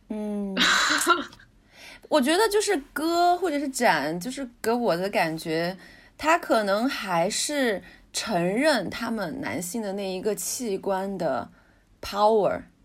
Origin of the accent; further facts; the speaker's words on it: China; 我们中国人喜欢用的剑